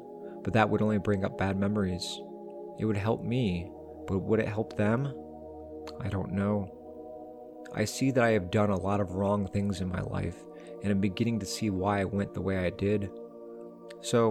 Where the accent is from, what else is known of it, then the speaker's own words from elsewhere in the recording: near Pinckneyville, Illinois, United States; I was sent to Pinckneyville Correctional Center, which is very close to my hometown